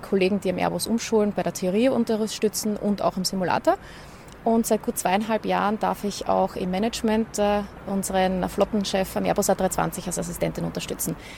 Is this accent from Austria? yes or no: yes; Schwechat, Lower Austria, Austria; mein früherer Wohnort, wo ich aufgewachsen bin, die Einflugschneise von Wien in Schwächert